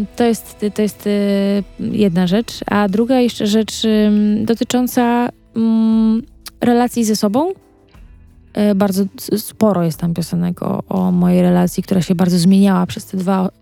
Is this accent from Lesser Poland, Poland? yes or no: no; Wyszków, Masovian Voivodeship, Poland; ja pochodzę z Wyszkowa yy, i Wyszków jest pod Warszawą